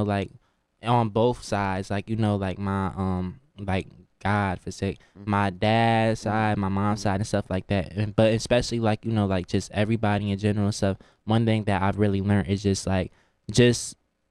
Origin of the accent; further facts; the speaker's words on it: New Haven, Connecticut, United States; moved away as an adult; also born or lived in Washington, D.C.; I'm coming from New Haven, Connecticut